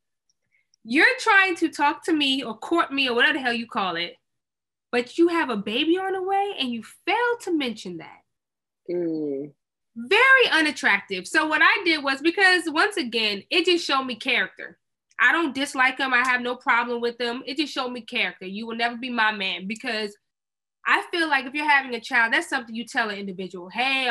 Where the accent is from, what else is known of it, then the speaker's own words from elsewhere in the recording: Maryland, United States; moved away; back where I grew up in Maryland